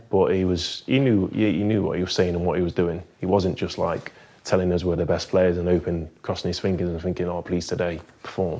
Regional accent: Nottingham, East Midlands, United Kingdom; moved away as an adult; we're from Nottingham

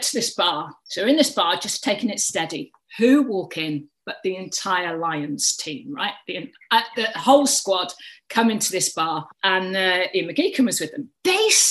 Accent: North Wales, United Kingdom; moved away as an adult; also born or lived in Denbigh / Cambridge / Leeds; I grew up in North Wales. I'm a Welsh girl

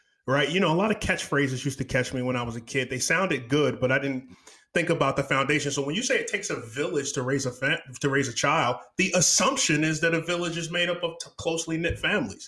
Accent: New York City, New York, United States; now in Houston, United States; I'm from Houston Cypress. Originally, I'm a native New Yorker, loyal Texan.

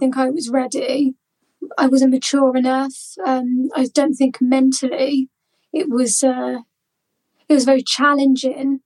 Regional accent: Malvern, West Midlands, United Kingdom; moved away as an adult; also born or lived in United States / Essex; I am in Malvern, my hometown

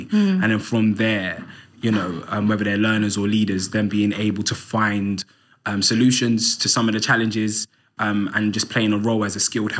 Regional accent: London, United Kingdom; I grew up in Islington, North London, on an estate called Andover Estate

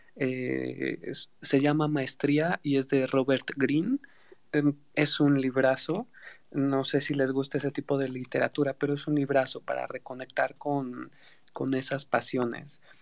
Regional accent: Tlaxcala, Mexico; yo soy de Tlaxcala

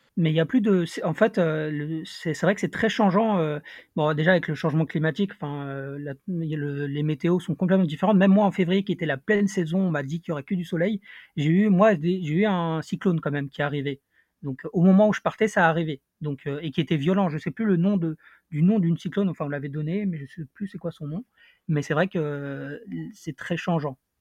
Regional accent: Paris, Île-de-France, France; je viens de Paris

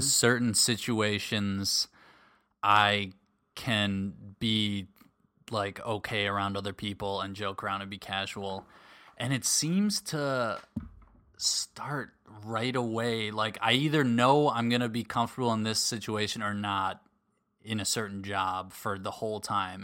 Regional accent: suburbs of Minneapolis, Minnesota, United States; moved away; we were in the suburbs of the Twin Cities, suburbs of Minneapolis

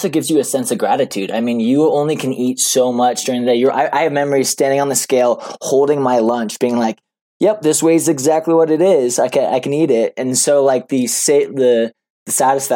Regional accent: Boulder, Colorado, United States; moved away as an adult; also born or lived in Gunnison, Colorado / Fayetteville, Arkansas; now in Flagstaff, United States; I grew up in Boulder, Colorado, and then grew up there and then went to college to a Division II school called Western State for 2 years

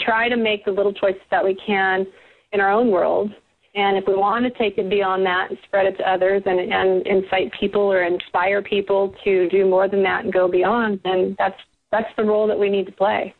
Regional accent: South Bay, Southern California, United States; I am a Southern California native, and, and I was born and raised here in the South Bay

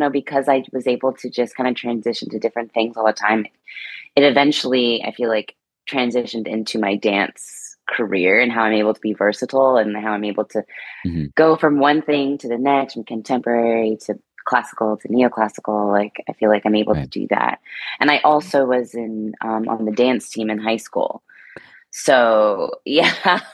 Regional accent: California, United States; I'm from California.

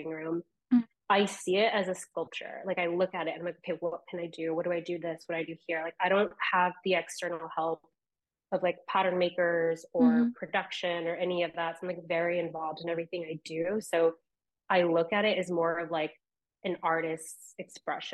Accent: Ventura, California, United States; also born or lived in Florida; now in New York, United States; I am from Ventura, California. I lived there for like majority of my childhood, and then we moved to Florida

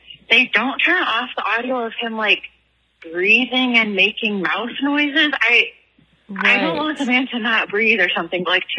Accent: near Canton, Michigan, United States; he's from Canton, Michigan, which is near where I'm from. It's like halfway between Ann Arbor and Detroit.

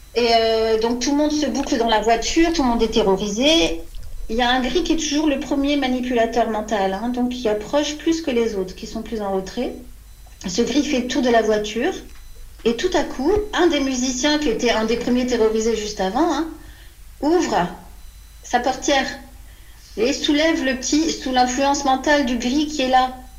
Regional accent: France; quand on est une petite Française de 5-6 ans

